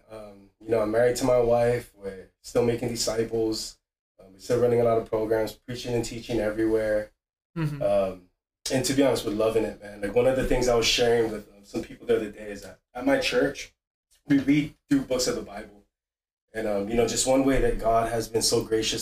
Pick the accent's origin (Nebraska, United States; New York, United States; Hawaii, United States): Hawaii, United States; growing up in Hawaii.